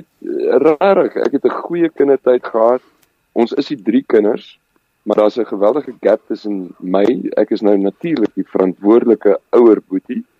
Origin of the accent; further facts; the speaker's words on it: Randfontein, Gauteng, South Africa; first language Afrikaans; also born or lived in Discovery, Roodepoort / Klerksdorp; ek is gebore in die Discovery Kliniek. Ehm um, groot geword op Randfontein